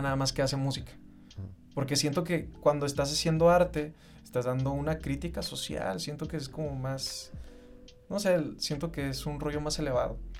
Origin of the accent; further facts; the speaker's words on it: Mexico; me identifica como un mexicano mestizo